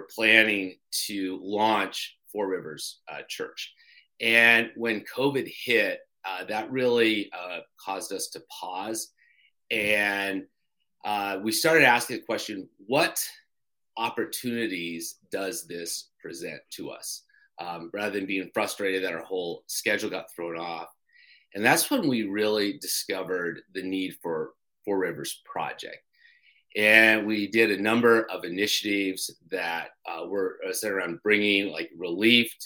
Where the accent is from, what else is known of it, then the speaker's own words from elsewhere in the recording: Colorado, United States; moved away as an adult; also born or lived in New Hampshire; now in Durham, New Hampshire, United States; I grew up in Colorado